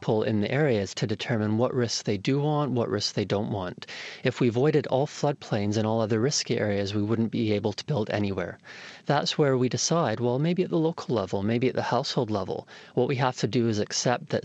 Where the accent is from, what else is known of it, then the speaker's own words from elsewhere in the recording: Toronto, Ontario, Canada; I grew up in Toronto in Canada